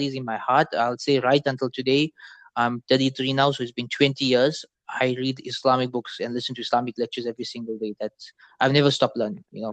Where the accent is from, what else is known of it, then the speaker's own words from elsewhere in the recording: Durban, KwaZulu-Natal, South Africa; I'm born in Durban, South Africa